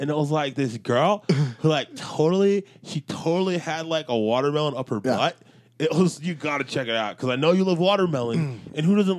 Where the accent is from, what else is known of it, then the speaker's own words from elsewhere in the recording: New York, United States; I'm from New York over here.